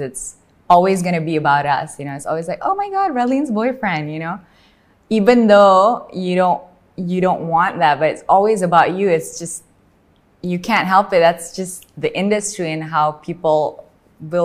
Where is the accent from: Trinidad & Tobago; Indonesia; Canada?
Indonesia; Medan, North Sumatra; I come from Medan in Sumatra.